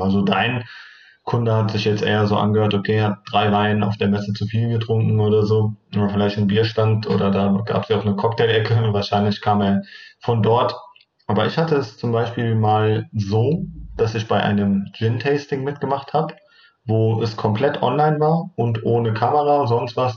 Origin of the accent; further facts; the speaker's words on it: Turkey; moved away; ich komme ursprünglich aus der Türkei